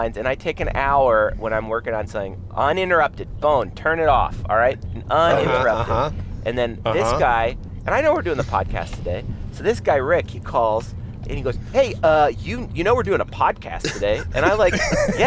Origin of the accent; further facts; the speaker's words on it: Canada; now in Glendale, United States; I'm Canadian